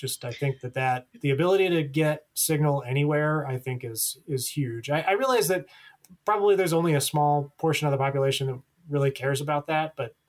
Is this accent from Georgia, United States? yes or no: no; New Mexico, United States; I'm from New Mexico.